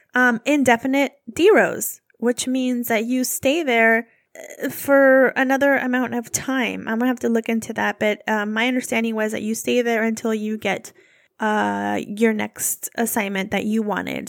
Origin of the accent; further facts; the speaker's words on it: California, United States; I'm from California